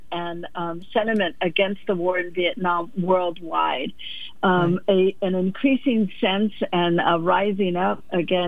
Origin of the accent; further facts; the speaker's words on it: Los Angeles, California, United States; I grew up in South